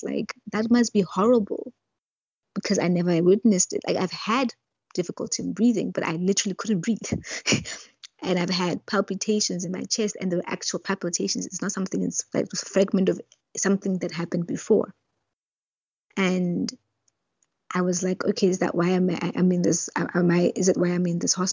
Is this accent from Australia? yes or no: no; Lesotho; also born or lived in Botswana; I was from Lesotho